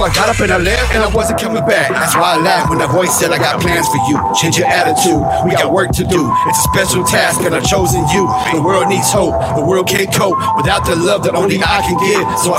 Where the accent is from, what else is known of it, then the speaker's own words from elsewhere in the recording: Texas, United States; Like I said, I'm from the Dallas-Fort Worth area, D of Dub, right?